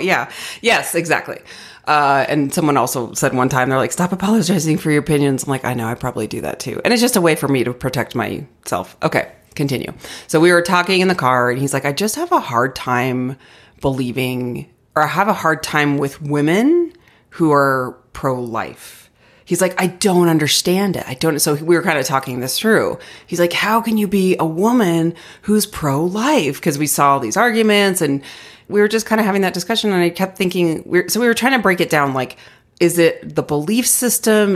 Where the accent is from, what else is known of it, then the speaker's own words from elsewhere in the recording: Arizona, United States; now in Denver, United States; I grew up in Arizona